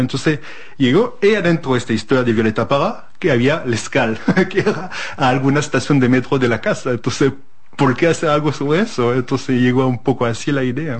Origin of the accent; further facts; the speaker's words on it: France; Spanish is a second language; moved away; also born or lived in Chile; como francés